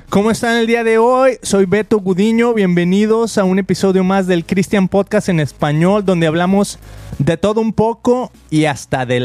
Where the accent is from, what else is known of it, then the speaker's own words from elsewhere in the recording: Puerto Rico; Yo soy de Puerto Rico.